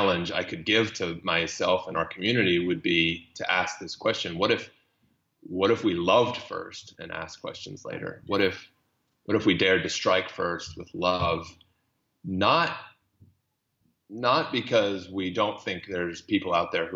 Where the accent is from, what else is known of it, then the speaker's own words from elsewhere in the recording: Texas, United States; moved away as an adult; also born or lived in Iraq; I was a conservative from Texas